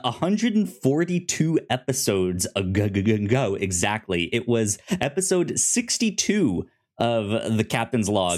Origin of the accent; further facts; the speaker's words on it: United States; me as an American